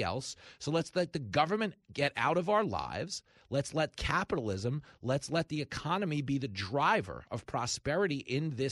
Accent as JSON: {"language": "English", "town": "Levittown", "region": "New York", "country": "United States", "tie": "born or raised there", "said": "I grew up in Levittown"}